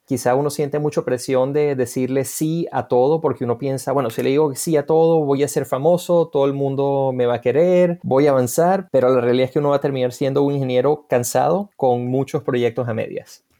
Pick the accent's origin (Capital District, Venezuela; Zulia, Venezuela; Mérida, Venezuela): Mérida, Venezuela; moved away as an adult; also born or lived in Florida, United States; now in United States; Mérida, Venezuela, por supuesto, que casualmente es donde yo nací. bueno, perdón, perdón, no nací, pero allí me crié